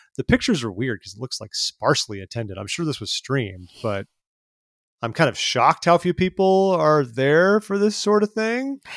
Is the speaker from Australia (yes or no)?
no; California, United States; I grew up in California